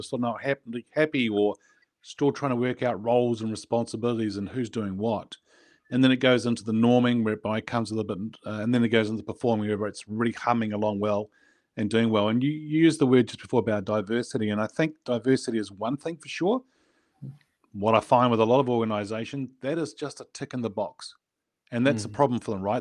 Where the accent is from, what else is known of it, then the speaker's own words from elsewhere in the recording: New Zealand; I was born in New Zealand. I grew up in New Zealand.